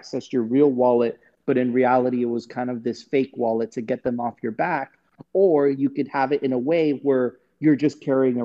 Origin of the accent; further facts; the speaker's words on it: Venezuela; moved away; I'm from Venezuela. I get it. I spent many years there